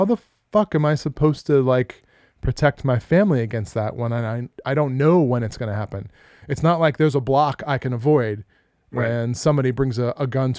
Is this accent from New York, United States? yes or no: yes; New York, United States; I'm from New York. Yeah. I'm indestructible.